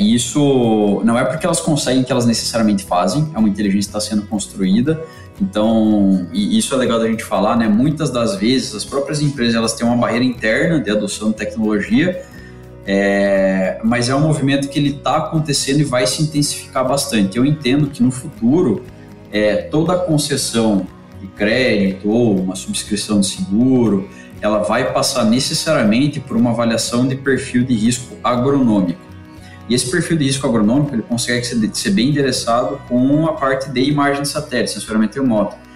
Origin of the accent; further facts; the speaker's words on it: interior of Santa Catarina, Brazil; moved away as an adult; also born or lived in Piracicaba; Eu venho de uma cidade do interior de Santa Catarina, sempre tive bastante contato com o campo